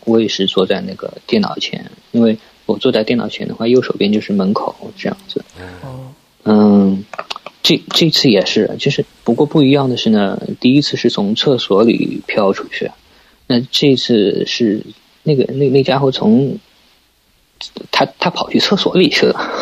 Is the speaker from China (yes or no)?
yes; Suzhou, Jiangsu, China; 我是苏州人，然后呢，家，呃，苏州一般，嗯，大家都知道是水乡嘛，嗯。呃，以前也是那种，也是有大运河的，然后我正好是住在那个经常大运河的边上，那边是一个运盐的码头